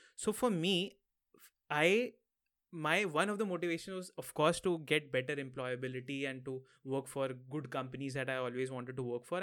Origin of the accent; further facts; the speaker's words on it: Lucknow, Uttar Pradesh, India; moved away as an adult; also born or lived in Mumbai, India; now in Maastricht, Netherlands; My hometown is in the north of India, somewhere near Delhi. So, I'm from Lucknow.